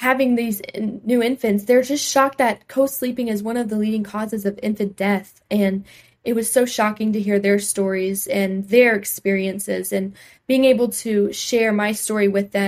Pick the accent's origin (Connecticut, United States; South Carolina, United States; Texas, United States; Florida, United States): South Carolina, United States; North Myrtle Beach; the city of North Myrtle Beach is my hometown I grew up